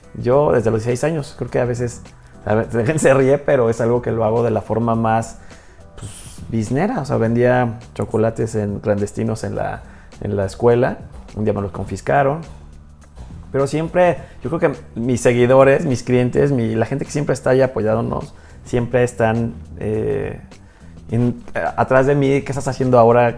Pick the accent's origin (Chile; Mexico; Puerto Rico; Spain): Mexico; Hidalgo; soy mexicano, soy hidalguense